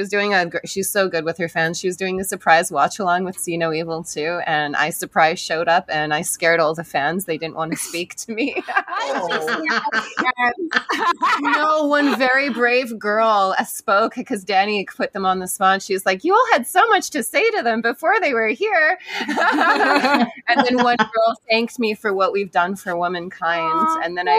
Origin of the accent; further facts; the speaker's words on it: Vancouver, British Columbia, Canada; I'm from Vancouver. I didn't know what a -40 wind chill was